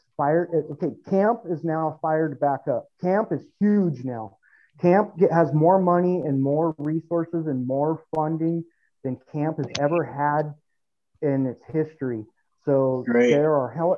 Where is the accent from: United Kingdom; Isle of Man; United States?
United States; Southern California; now in Fresno, United States; originally SoCal